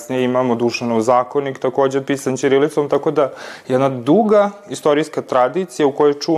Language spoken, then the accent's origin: Croatian; Serbia; mi kao Srbi